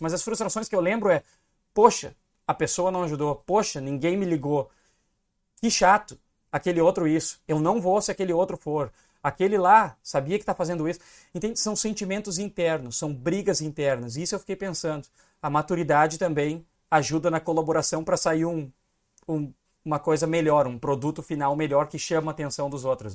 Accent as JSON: {"language": "Portuguese", "region": "Rio Grande do Sul", "country": "Brazil", "said": "eu sou gaúcho"}